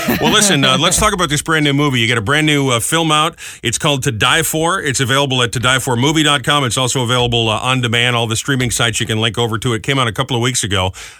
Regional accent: Providence, Rhode Island, United States; I grew up in Providence.

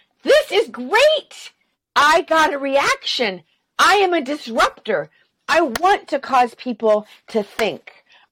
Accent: the South, United States; I'm from the South

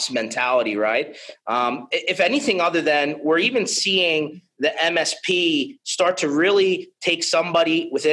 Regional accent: United States; I'm from the United States

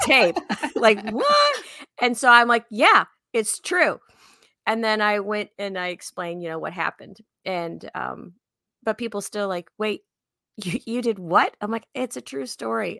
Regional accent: Chicago, Illinois, United States; I'm from Chicago, so I just talk really fast

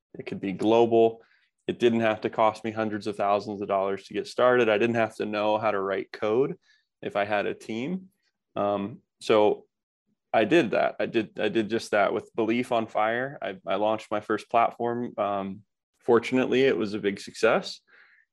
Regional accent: Kokomo, Indiana, United States; I grew up in the Midwest, more of a blue collar town. It's called Kokomo, Indiana

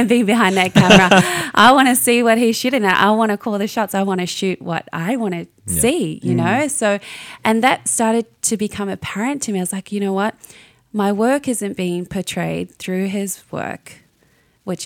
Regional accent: New Zealand; I'm from New Zealand, so I'm a little Māori girl

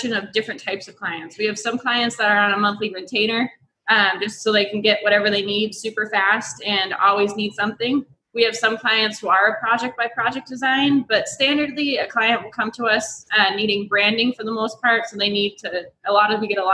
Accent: Massachusetts, United States; moved away as an adult; now in San Diego, United States; I'm from Massachusetts. I moved to San Diego about 6 years ago

